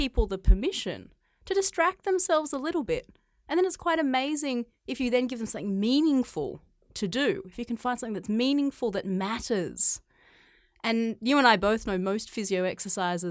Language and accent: English; Australia; moved away as an adult; now in China; I grew up in Australia. I grew up on a farm